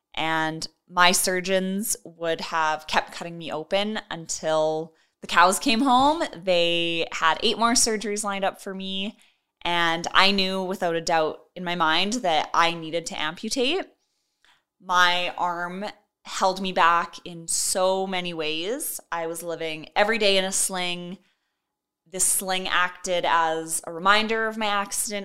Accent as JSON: {"language": "English", "town": "Edmonton", "region": "Alberta", "country": "Canada", "tie": "born or raised there", "also_born_or_lived": "Kenora, Ontario", "said": "I am from Edmonton, Alberta, and I was born in Kenora, Ontario, but lived most of my life out here in Edmonton."}